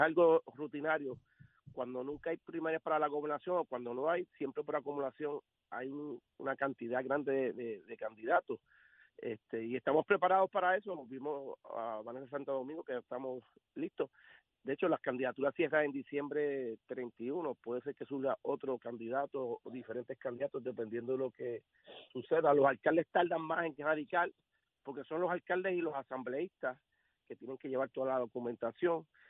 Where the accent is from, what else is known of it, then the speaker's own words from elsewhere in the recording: Puerto Rico; yo no soy de San Juan, yo no soy de San Juan, yo soy de los campos de Cupey